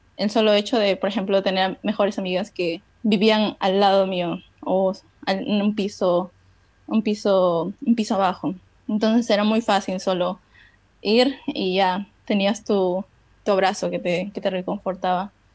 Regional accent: Peru; also born or lived in China; soy de Perú.

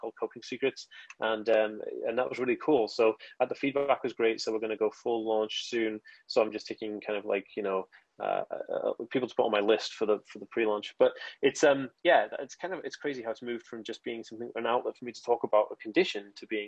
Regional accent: United Kingdom; I say Asperger's because I'm British. So that's how we say it

